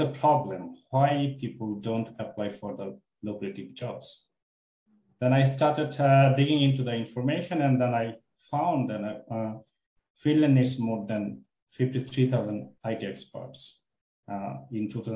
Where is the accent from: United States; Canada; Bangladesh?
Bangladesh; moved away; I'm from Bangladesh